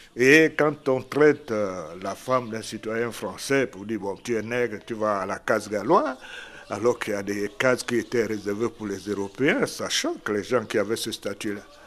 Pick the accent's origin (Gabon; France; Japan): Gabon; Lambaréné, Moyen-Ogooué; Je suis de Lambaréné, dans un petit village à côté de Ngomo qui s'appelle Pointe-Élise